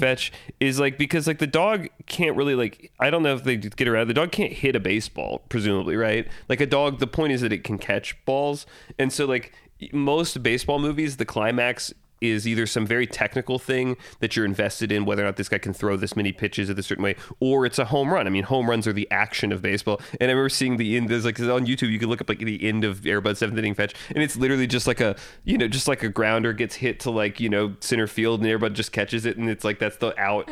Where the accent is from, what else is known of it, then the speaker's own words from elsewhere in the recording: Fayetteville, Georgia, United States; I'm from Fayetteville, Georgia